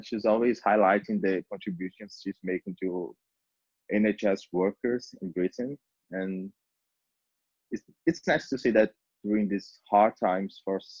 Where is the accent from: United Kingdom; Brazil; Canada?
Brazil; my country, and I'm from Brazil